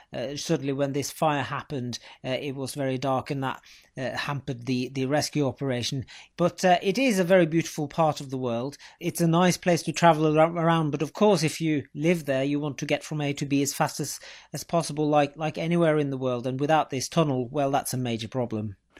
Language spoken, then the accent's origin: English; Norway; born and bred in Norway